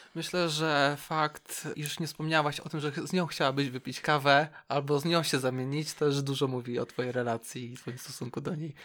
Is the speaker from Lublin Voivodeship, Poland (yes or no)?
no; Szczecin, West Pomeranian Voivodeship, Poland; Też jestem ze Szczecina